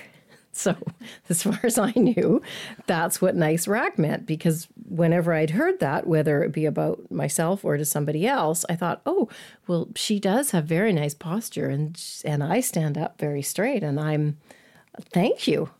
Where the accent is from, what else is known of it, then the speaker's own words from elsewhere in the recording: Edmonton, Alberta, Canada; I grew up in Edmonton